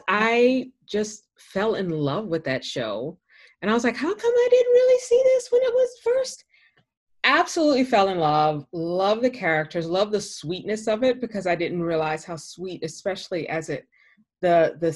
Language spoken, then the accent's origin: English; Baton Rouge, Louisiana, United States; also born or lived in Washington, D.C.; now in Los Angeles, United States; I'm a Southern girl. I'm from Louisiana. I'm from Baton Rouge